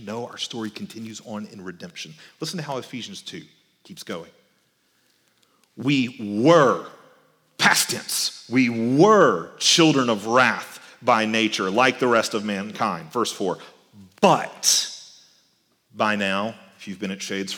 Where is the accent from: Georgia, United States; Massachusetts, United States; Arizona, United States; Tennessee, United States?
Georgia, United States; Albany; also born or lived in Texas; when I was growing up in Albany, Georgia, we would travel to Texas a couple of times a year because that's where I was born.